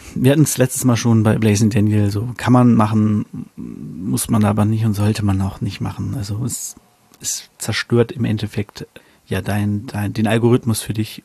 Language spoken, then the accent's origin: German; Germany; als Deutscher, der kein Polnisch kann